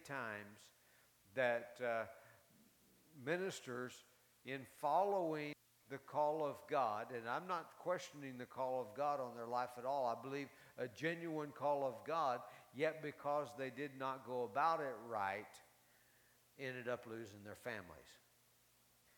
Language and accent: English; Carlsbad, New Mexico, United States; moved away; also born or lived in Tulsa, Oklahoma; I was raised in Carlsbad